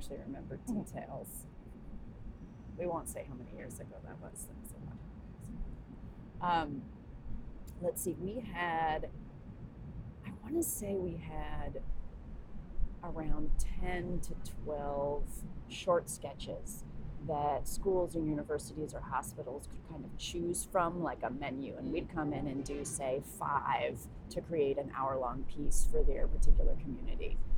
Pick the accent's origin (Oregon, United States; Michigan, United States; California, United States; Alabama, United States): California, United States; San Diego; I grew up in San Diego.